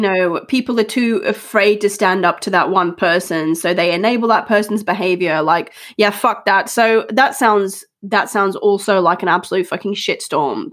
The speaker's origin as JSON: {"language": "English", "country": "Australia", "tie": "born or raised there", "moved": "yes", "lives_now": "United Kingdom", "said": "growing up in Australia"}